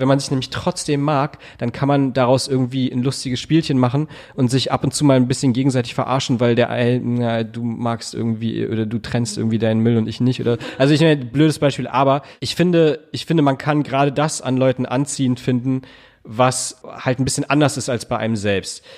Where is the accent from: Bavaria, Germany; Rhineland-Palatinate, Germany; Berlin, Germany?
Berlin, Germany; also born or lived in Hamburg; ich bin in Charlottenburg geboren. Ich habe in Wilmersdorf lange gewohnt